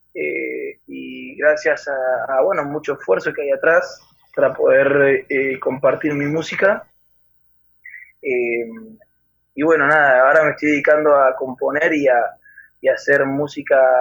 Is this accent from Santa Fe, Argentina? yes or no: no; Buenos Aires Province, Argentina; soy de Argentina, especialmente de la ciudad de La Barría, en el centro de la provincia de Buenos Aires